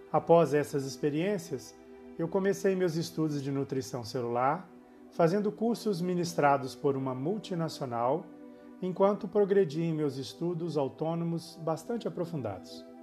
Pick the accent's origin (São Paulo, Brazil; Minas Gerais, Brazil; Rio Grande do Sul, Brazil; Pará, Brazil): Minas Gerais, Brazil; Belo Horizonte; born there; Sou nascido em Belo Horizonte, a capital de Minas Gerais, no Brasil